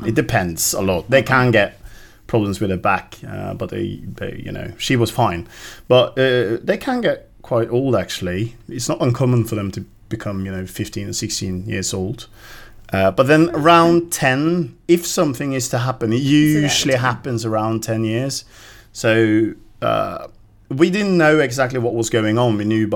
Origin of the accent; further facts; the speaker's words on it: Norway; as a Norwegian